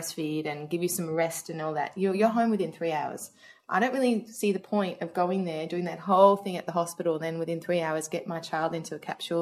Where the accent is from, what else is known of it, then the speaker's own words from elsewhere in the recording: Australia; moved away; Especially with me being Australian and telling my mum who lived in Australia